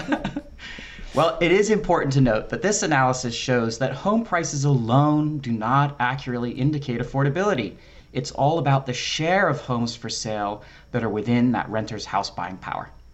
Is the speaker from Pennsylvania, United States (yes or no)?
yes; Philadelphia, Pennsylvania, United States; being from Philadelphia